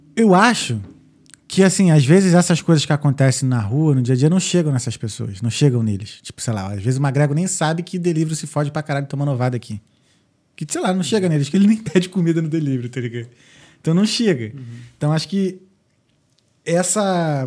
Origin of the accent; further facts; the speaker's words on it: Rio de Janeiro, Brazil; moved away as an adult; now in Dublin, Ireland; como carioca